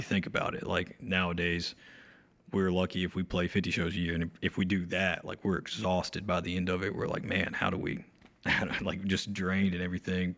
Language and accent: English; Ararat, North Carolina, United States; I grew up in this small town, um, called Ararat, North Carolina, um, really close to Mount Airy